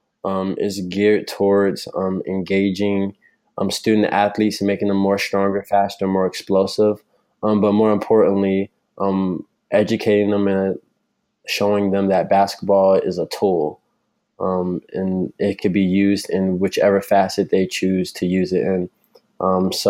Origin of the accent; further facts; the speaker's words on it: North Lauderdale, Florida, United States; I'm from North Lauderdale. This is where I was raised. I went to the local middle school and elementary school